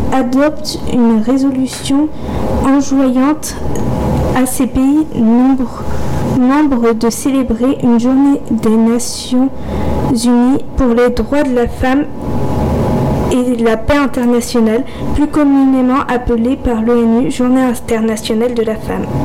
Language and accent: French; Poland; Et comme vous l'aurez peut-être deviné, je suis polonaise.